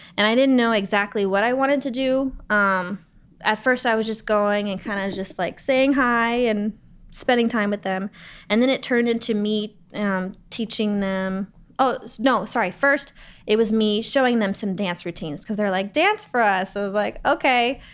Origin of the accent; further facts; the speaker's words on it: Los Angeles, California, United States; I grew up in Los Angeles